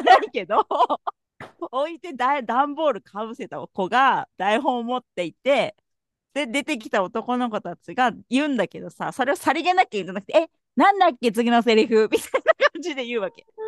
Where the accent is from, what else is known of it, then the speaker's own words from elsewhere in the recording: Kumamoto, Japan; 私も田舎そう熊本のなんか中途半端な田舎